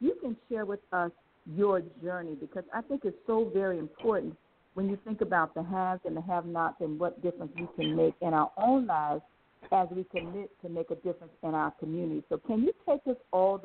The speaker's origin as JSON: {"language": "English", "area": "Palm Beach County", "region": "Florida", "country": "United States", "tie": "born or raised there", "said": "the county of Palm Beach County, my hometown."}